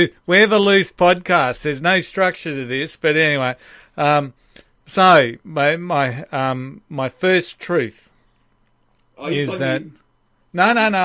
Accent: Maroochydore, Queensland, Australia; when I was a kid growing up in Maroochydore

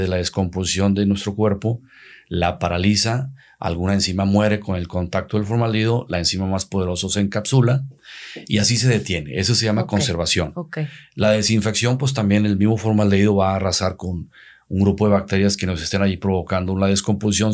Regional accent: Santiago, Nuevo León, Mexico; also born or lived in Ciudad Acuña, Coahuila; puse otra funeraria en el municipio de Santiago, donde es mi, mi tierra natal

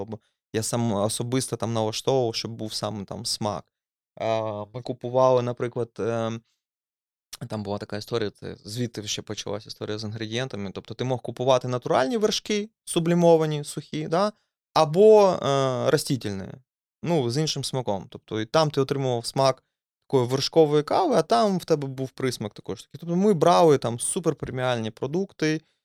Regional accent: Dnipro, Dnipropetrovsk Oblast, Ukraine; moved away; я ну, з Дніпра, і виходить, я винаймав квартиру

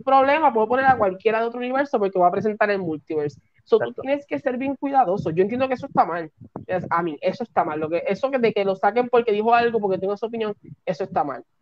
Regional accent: Puerto Rico; Yo que soy de Puerto Rico

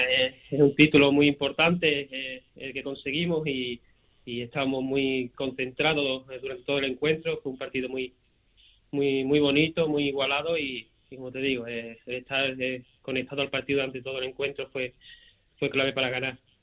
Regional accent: Seville, Andalusia, Spain; Yo que soy de aquí, de Sevilla, eh, he nacido y, he crecido aquí

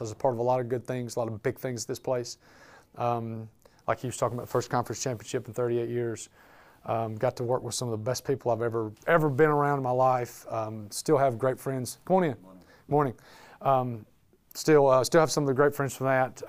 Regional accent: Birmingham, Alabama, United States; moved away as an adult; now in Birmingham, United States; I was born and raised in Birmingham, Alabama

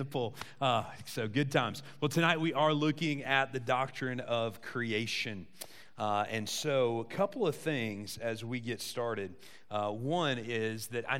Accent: Southern Illinois, United States; I grew up in Southern Illinois, which had neither beach nor mountains.

